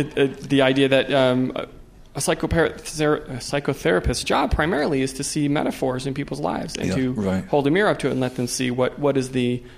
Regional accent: Buffalo, New York, United States; I grew up in Buffalo, New York.

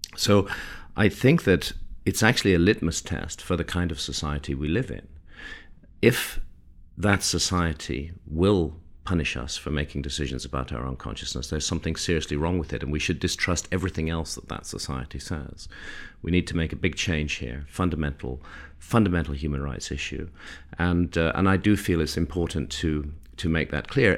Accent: United Kingdom; I'm British

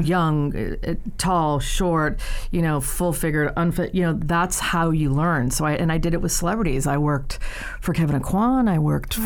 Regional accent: Ireland; moved away as an adult; I'm the Irish one.

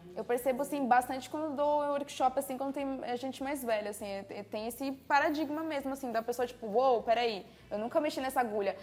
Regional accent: São Paulo, Brazil; A gente é de São Paulo

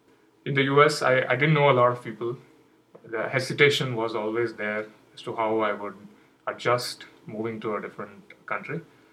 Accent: India; English is a second language; moved away as an adult; now in United States; There were not a lot of many official holidays in the US. I was coming from India. We had a lot of festivals and occasions where we used to get a lot of holidays.

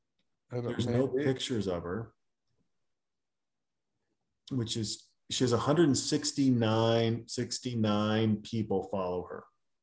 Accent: Germany; also born or lived in Austria; I grew up in Germany and Austria with strong bond to my relatives in Japan

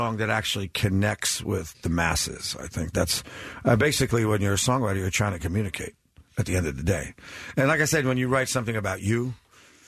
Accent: New Jersey, United States; born or raised there

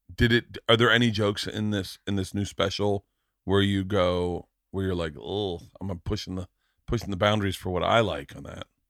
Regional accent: Florida, United States; growing up in Florida too, strip clubs were like kinda second nature to us.

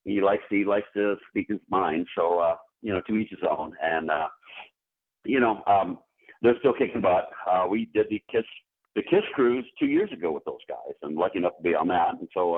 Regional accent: California, United States; I'm playing my hometown here.

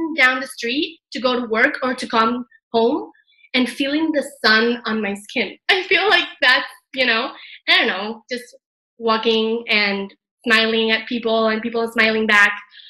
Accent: Venezuela; moved away as an adult; also born or lived in Canada; now in Madrid, Spain; I'm originally from Venezuela, and then I went to Canada to study, and now I'm living in Madrid, Spain

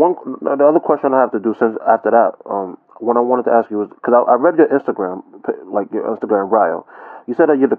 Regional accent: United States; I'm from the States

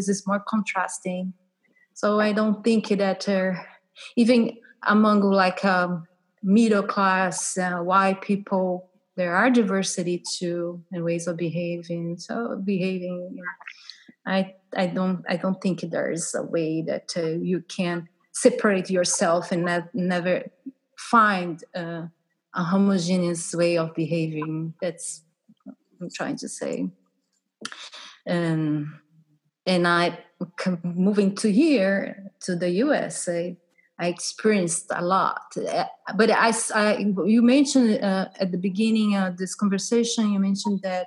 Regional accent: Brazil; English is a second language; also born or lived in Portugal; now in United States; I'm from Brazil.

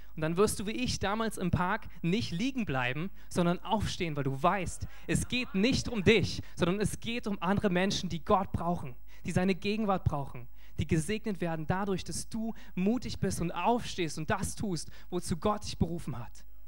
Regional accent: Germany; als Deutsche

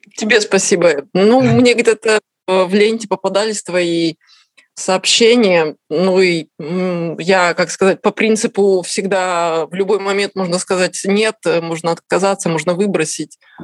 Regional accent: Kazakhstan; moved away as an adult; now in Tuscany, Italy; Родилась в Казахстане, э, закончила институт в Казахстане.

